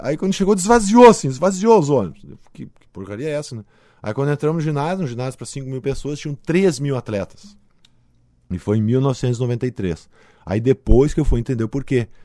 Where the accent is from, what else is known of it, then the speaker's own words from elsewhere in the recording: Passo Fundo, Rio Grande do Sul, Brazil; eu sou de Passo Fundo